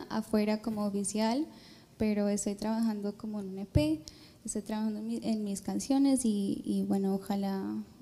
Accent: Miami, Florida, United States; yo nací acá, pero mi mamá es de Bogotá y mi papá es de Cali.

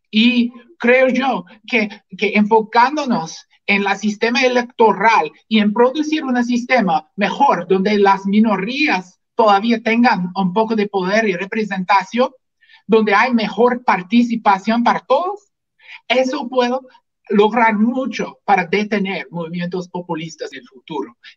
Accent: Washington, United States; Spanish is a second language; also born or lived in Puerto Rico; Soy ah, del estado de Washington, en Estados Unidos. Ah, realmente no soy latino por, por nacimiento. Ah, viví unos años en Puerto Rico durante la escuela de medicina y eso fue donde aprendí español

